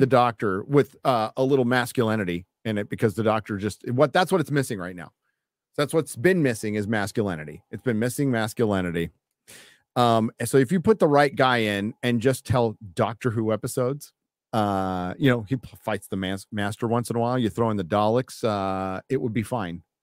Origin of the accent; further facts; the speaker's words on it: United States; As an American